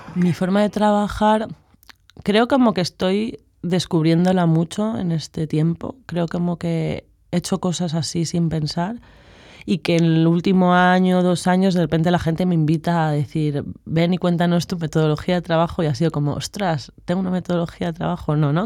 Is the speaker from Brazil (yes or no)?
no; Madrid, Community of Madrid, Spain; moved away as an adult; now in Barcelona, Spain; vengo de Madrid y estudio filosofía